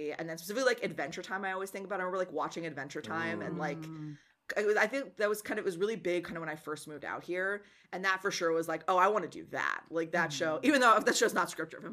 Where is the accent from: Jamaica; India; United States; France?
United States; Wisconsin; I'm from Wisconsin